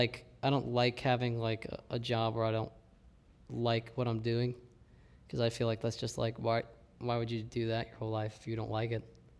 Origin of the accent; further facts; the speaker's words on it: Millville, Ohio, United States; we're from Millville, Ohio.